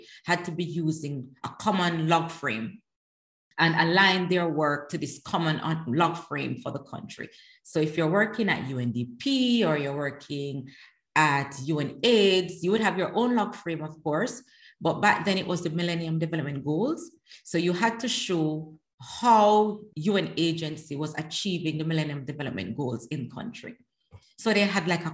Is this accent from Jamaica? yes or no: yes; Jamaica; moved away as an adult; also born or lived in Netherlands; now in The Hague, Netherlands; So I am Jamaican, right? Living in the Netherlands. So I'm Jamaican, naturalized Dutch citizen